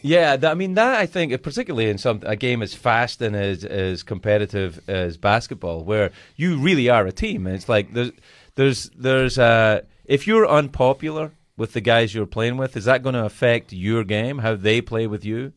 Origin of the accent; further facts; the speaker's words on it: Glasgow, Scotland, United Kingdom; I grew up in Glasgow